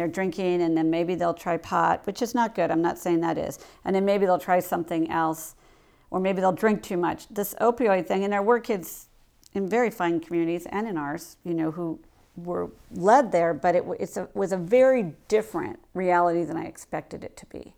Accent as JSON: {"language": "English", "town": "Coshocton", "region": "Ohio", "country": "United States", "also_born_or_lived": "Manhattan Beach", "moved": "yes", "said": "I'm from Coshocton"}